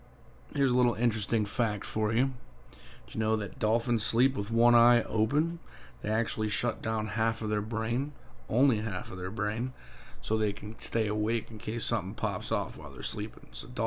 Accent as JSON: {"language": "English", "region": "Ohio", "country": "United States", "tie": "born or raised there", "moved": "as an adult", "lives_now": "Florida, United States", "said": "I was born and raised in Ohio. I lived there until I was 24 years old."}